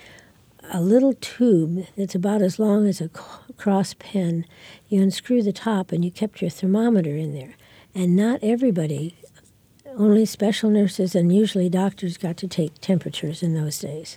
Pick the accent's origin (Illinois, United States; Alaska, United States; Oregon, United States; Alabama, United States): Illinois, United States; Geneseo; I was born in Geneseo, Illinois.